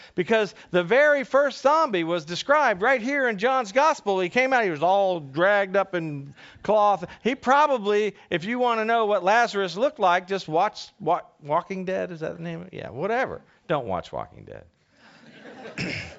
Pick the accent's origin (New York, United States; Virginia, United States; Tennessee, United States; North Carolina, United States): Virginia, United States; Northern; I grew up in Northern Virginia